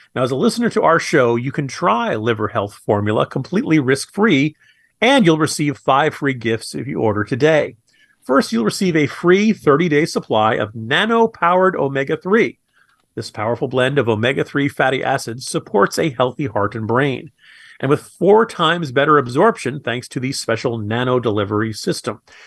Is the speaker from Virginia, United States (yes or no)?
yes; Virginia, United States; my home state of Virginia